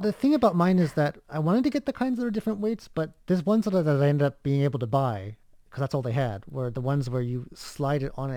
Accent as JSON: {"language": "English", "country": "United States", "tie": "born or raised there", "moved": "yes", "lives_now": "Taiwan", "said": "in my home state"}